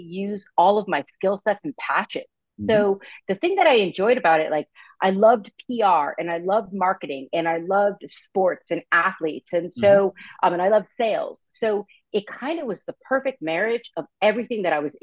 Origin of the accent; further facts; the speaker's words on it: United States; also born or lived in Vermont; now in California, United States; I was born and raised on the East Coast, right outside New York City, to a huge Italian family